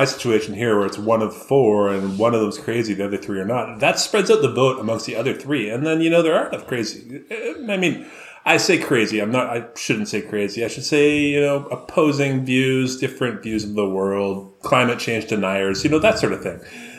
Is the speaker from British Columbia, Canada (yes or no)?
yes; Vancouver, British Columbia, Canada; I come from Vancouver